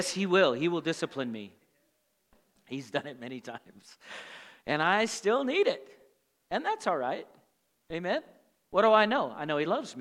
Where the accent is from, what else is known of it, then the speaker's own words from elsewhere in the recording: Montana, United States; also born or lived in Tulsa, Oklahoma; the environment I grew up here in Montana